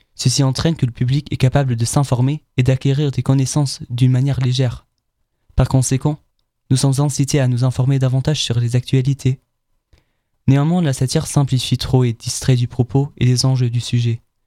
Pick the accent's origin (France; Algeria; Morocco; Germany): Germany; En tant qu'Allemand